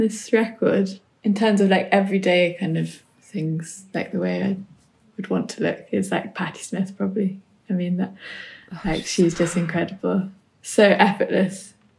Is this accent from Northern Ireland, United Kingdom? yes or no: no; New Forest, South East England, United Kingdom; where I grew up in the New Forest